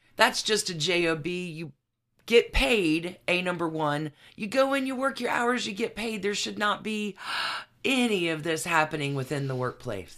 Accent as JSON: {"language": "English", "region": "Alabama", "country": "United States", "said": "I am from Alabama"}